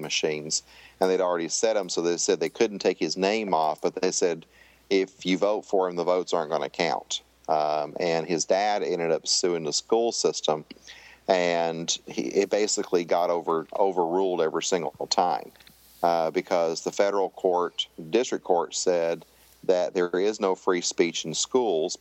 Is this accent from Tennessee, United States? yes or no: yes; Tennessee, United States; I grew up in Tennessee